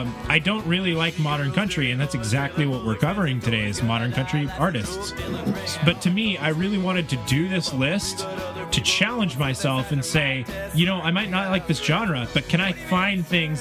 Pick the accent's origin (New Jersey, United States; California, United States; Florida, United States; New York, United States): Florida, United States; Sanford; now in Washington, United States; I'm from Florida. If you guys didn't know that, I'm from Sanford Valley. I'm from Orange County, Sanford.